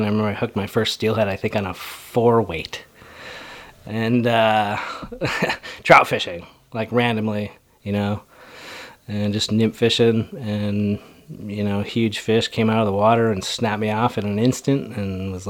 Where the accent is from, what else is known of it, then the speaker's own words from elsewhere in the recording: East Coast, United States; as a kid growing up on the East Coast